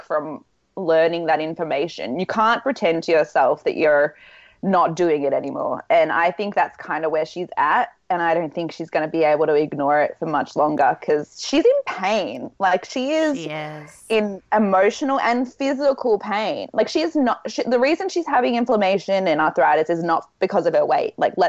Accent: Australia; I'm from Australia.

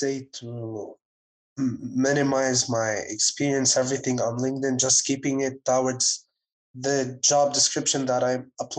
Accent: Ottawa, Ontario, Canada; moved away as an adult; now in Montreal, Canada; I'm an Ontario resident. So I was born in Ottawa.

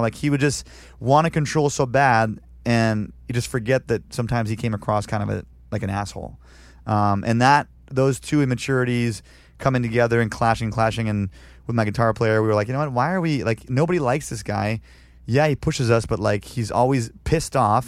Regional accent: Canada; moved away as an adult; now in San Diego, United States; I'm still a Canadian citizen

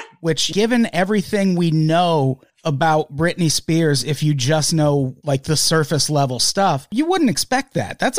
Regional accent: Midwest, United States; I'm from the Midwest.

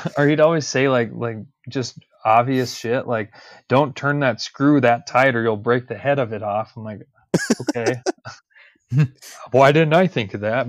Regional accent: Denver, Colorado, United States; I'm, I'm a Denver native. I was born and raised in Colorado

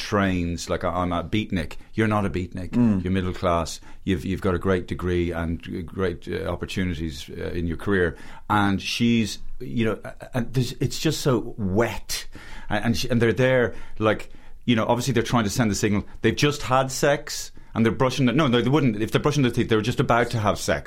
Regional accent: Oakley Grove off Carysfort Avenue, Leinster, Ireland; I grew up in a lovely middle class road called Oakley Grove off Carysfort Avenue in a lovely cul-de-sac.

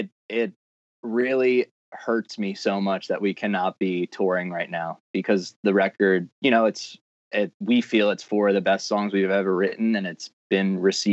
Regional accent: Massapequa, New York, United States; We're all from Massapequa.

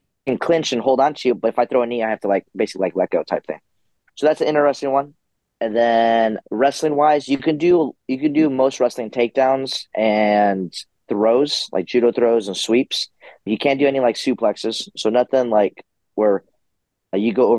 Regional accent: San Diego, California, United States; I'm from San Diego

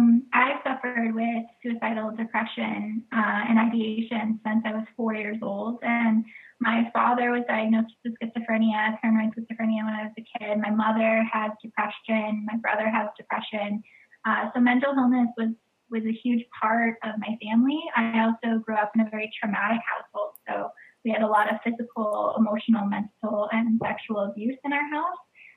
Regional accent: Flint, Michigan, United States; born there; now in New York City, United States; I am from all over the United States. I moved every couple of years throughout growing up, but I was born in Flint, Michigan.

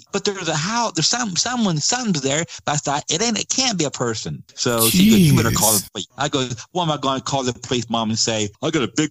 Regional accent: Georgia, United States; my home state of Georgia

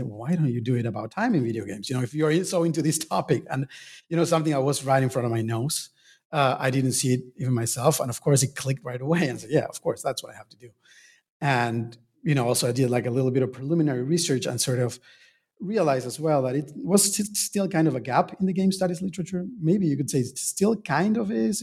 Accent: Argentina; moved away; I was born and raised in Argentina

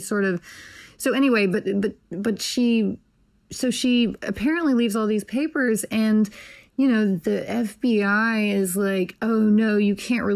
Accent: Nashville, Tennessee, United States; I was born in Nashville

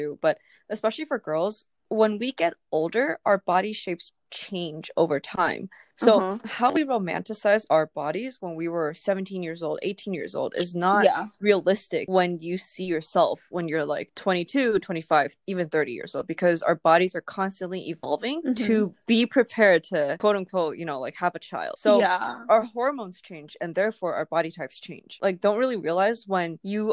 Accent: Taipei, Taiwan; now in United States; I grew up in Taipei

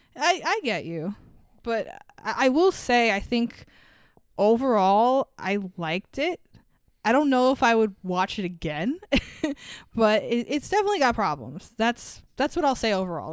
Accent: New York, United States; as a New Yorker

